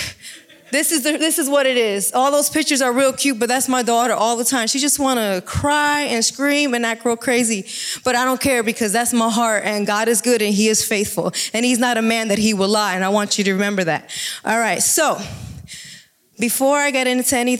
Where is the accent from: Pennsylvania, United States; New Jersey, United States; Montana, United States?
New Jersey, United States; now in Jacksonville, United States; I'm originally from New Jersey and moved to Jacksonville, Texas to work in a ministry.